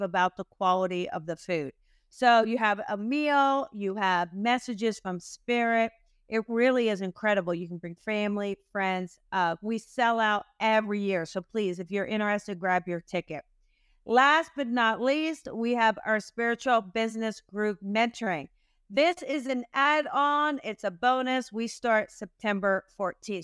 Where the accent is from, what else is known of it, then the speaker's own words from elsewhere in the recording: New Jersey, United States; I am from New Jersey, I love New Jersey